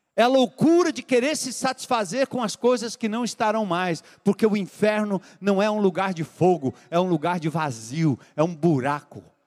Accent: São Paulo, Brazil; moved away as an adult; now in Fortaleza, Brazil; eu voltar para minha terra, lá em São Paulo

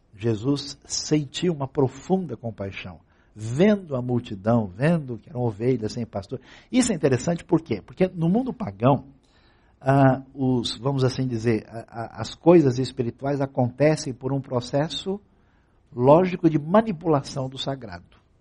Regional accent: Brazil

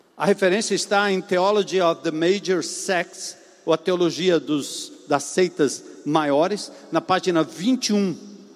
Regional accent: São Paulo, Brazil; moved away; Lá no meu, na minha terra onde eu nasci, em São Paulo, na zona norte

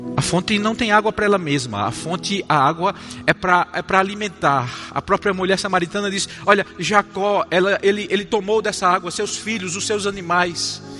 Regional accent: Campina Grande, Paraíba, Brazil; accent: nordestino; moved away; Eu nasci numa cidade chamada Campina Grande, na Paraíba

